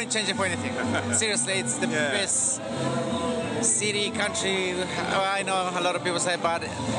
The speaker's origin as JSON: {"language": "English", "country": "Ecuador", "moved": "yes", "lives_now": "Australia", "said": "Originally from Ecuador."}